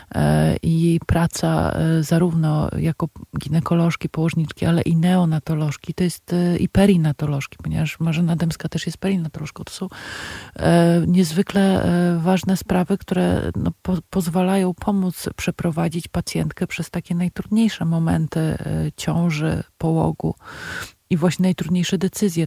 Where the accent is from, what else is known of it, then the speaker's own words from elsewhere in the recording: Warsaw, Masovian Voivodeship, Poland; Ja się wychowałam na targówku